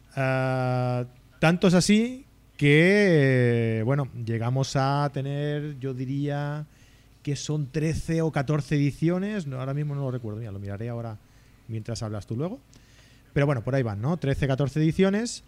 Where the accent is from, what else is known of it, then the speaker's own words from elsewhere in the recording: Abrera, Catalonia, Spain; aquí a Abrera, a mi pueblo, en Barcelona